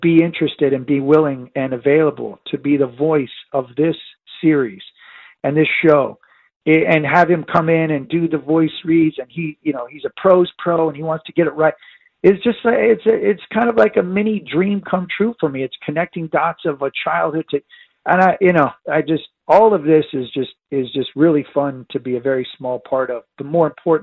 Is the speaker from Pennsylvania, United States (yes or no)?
no; Northern California, United States; now in San Diego, United States; I grew up in Northern California